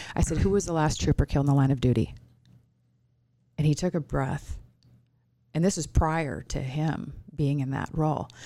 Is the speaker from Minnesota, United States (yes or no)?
yes; Minnesota, United States; now in Arizona, United States; I'm from Minnesota